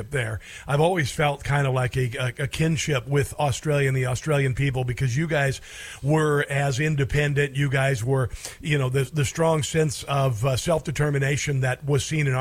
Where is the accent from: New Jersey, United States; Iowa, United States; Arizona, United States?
Iowa, United States; Neola; I grew up in Iowa, I grew up in a little town called Neola, Iowa